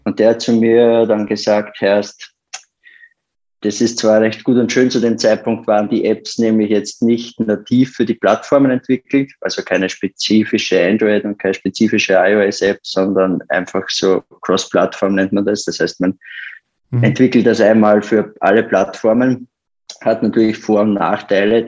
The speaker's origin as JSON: {"language": "German", "country": "Austria", "said": "bei uns in Österreich"}